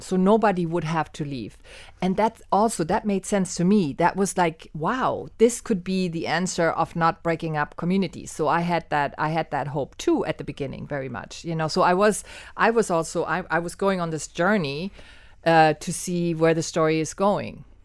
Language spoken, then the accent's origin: English; Germany; moved away as an adult; now in Miami, United States; I was born and raised in Germany, and I came to Miami in eighty-seven to study film and theater at the University of Miami.